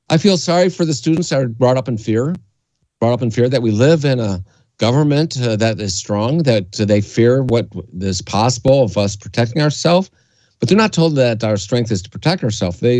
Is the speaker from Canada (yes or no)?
yes; Canada; I grew up in Canada, and I and I, what I learned in the school I went to was a private school.